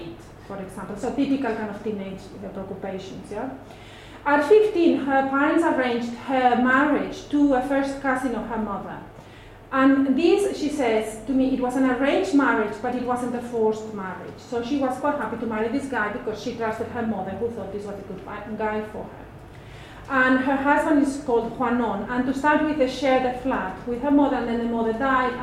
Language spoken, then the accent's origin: English; Madrid, Community of Madrid, Spain; I'm also from Madrid, and I grew up in a very different area of the city. Yeah. So I grew up in the kind of middle class center of the city